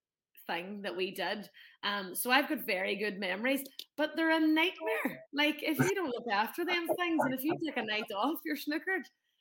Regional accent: just outside Londonderry, Northern Ireland, United Kingdom; I am from Breedy, which is in the northwest. So I'm from just outside Londonderry, really.

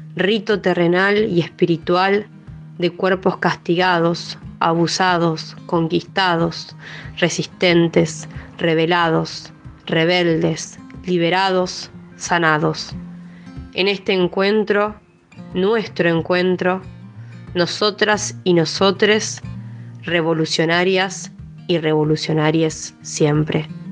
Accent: Villa Elisa, Buenos Aires, Argentina; soy de Villa Elisa, del barrio El Rincón.

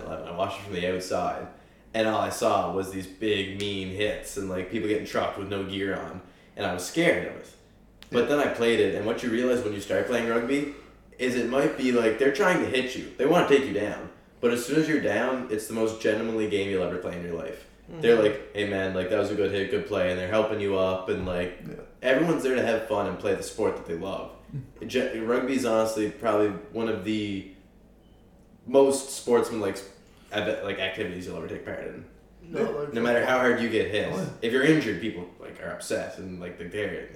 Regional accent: Prince Edward Island, Canada; I'm a Canadian kid. I'm an Islander

